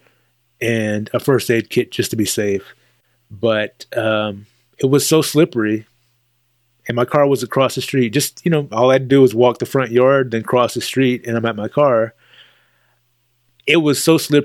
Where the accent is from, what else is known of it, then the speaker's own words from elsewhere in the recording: Texas, United States; as a Texan